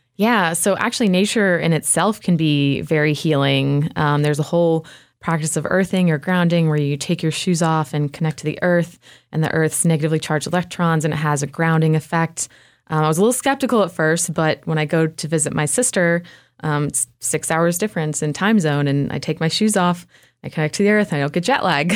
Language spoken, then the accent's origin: English; Spartanburg, South Carolina, United States; moved away as an adult; now in Asheville, United States; My hometown is, uh, Spartanburg, which is about an hour south of here